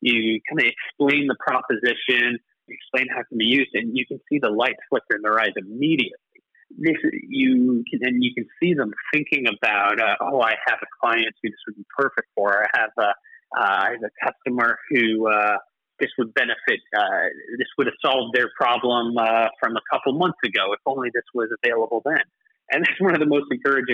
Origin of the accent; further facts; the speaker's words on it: Canada; moved away as an adult; now in United Kingdom; I don't know if you can tell from my accent, but I'm not from here originally. I'm actually Canadian.